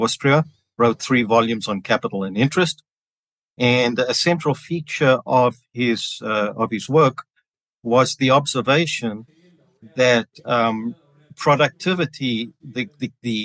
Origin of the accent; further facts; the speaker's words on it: Johannesburg, Gauteng, South Africa; moved away as an adult; also born or lived in Chicago, United States; now in Dallas, United States; I was born and grew up in Johannesburg, South Africa, which explains my East Texas accent